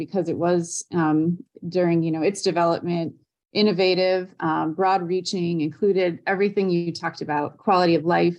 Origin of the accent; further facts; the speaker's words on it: Wisconsin, United States; now in Indiana, United States; I grew up in Wisconsin, kind of jumping around on the lakes and wetlands up there